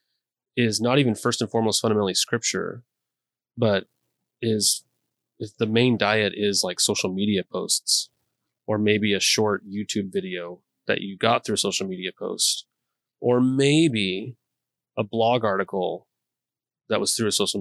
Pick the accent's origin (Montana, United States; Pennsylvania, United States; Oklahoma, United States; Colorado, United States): Montana, United States; now in Gresham, United States; I'm from Montana.